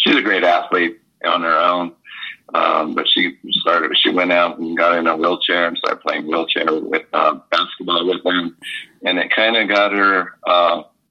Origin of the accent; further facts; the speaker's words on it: Taos, New Mexico, United States; We were born and raised in Taos.